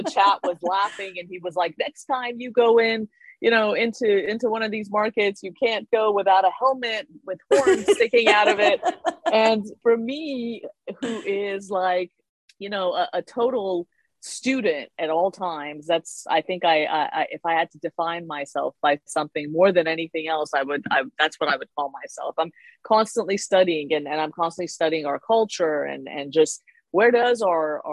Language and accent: English; Iran; I was born in Iran